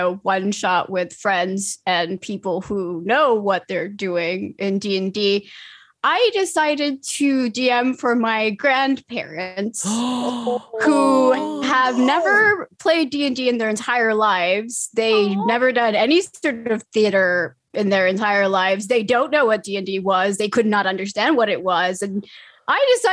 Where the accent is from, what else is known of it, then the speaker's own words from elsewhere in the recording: Finland; I'm from Finland